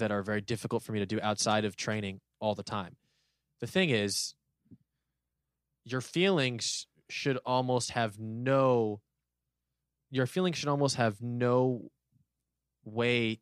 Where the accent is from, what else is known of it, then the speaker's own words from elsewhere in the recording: Los Angeles, California, United States; I want to pull that off in my hometown, home city in 2028.